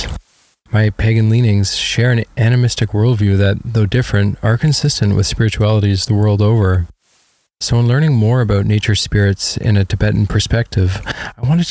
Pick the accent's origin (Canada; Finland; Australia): Canada; growing up in Canada